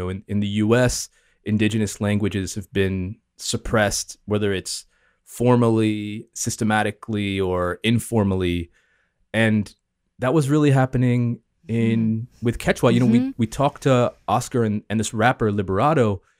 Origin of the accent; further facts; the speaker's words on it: the South, United States; My mom's half Japanese. I'm obviously, because of that, all very mixed culture myself. I grew up in the South here in the U.S.